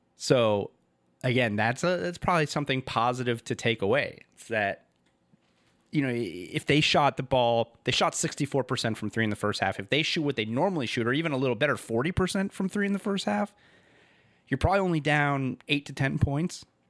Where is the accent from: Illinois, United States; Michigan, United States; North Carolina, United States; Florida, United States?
Florida, United States; Miami; I grew up in Miami